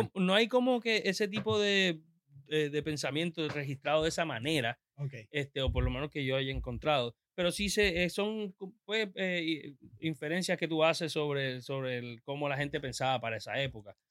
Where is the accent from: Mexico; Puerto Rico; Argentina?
Puerto Rico; como somos puertorriqueños, pues tenemos que aprender de, de, dónde vinimos